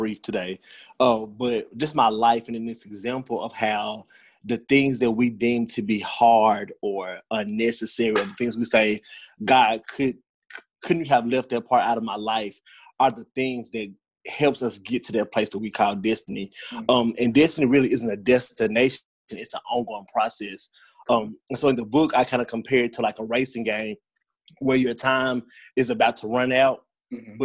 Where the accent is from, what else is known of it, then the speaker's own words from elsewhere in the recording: Brownsville, Tennessee, United States; also born or lived in Jackson, Tennessee; I am from the West Tennessee area, originally from Brownsville, Tennessee. I reside in Jackson. Grew up here, pretty much a big part of my life